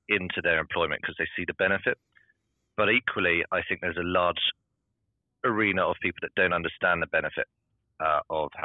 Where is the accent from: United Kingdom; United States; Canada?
United Kingdom; being British